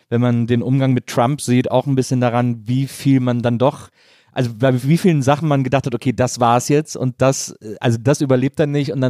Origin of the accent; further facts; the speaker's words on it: Ratingen, North Rhine-Westphalia, Germany; meine Heimatstadt Ratingen